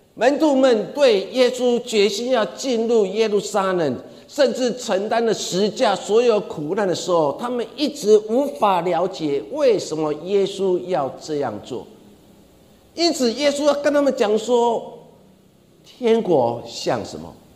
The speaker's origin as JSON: {"language": "Chinese", "country": "Taiwan", "said": "我们台湾人很喜欢讲一句话"}